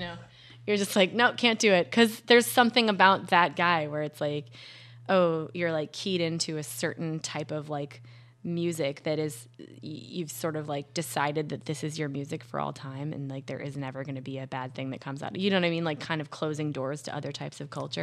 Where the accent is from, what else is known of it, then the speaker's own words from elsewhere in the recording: Minnesota, United States; Minnesota, where I'm from